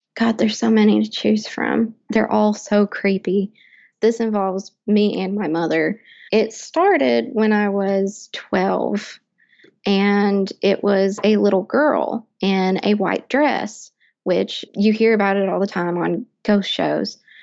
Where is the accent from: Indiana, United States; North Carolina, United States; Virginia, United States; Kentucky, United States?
Kentucky, United States; Lexington; I am from Central Kentucky, Lexington